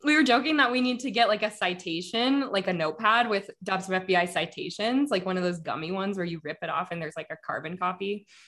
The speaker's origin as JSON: {"language": "English", "town": "Denver", "region": "Colorado", "country": "United States", "tie": "born or raised there", "said": "I grew up in Denver"}